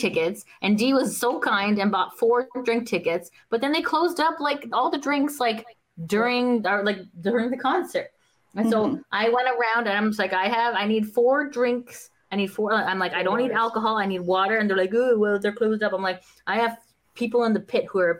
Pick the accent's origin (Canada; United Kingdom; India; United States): Canada; No, I'm from Canada.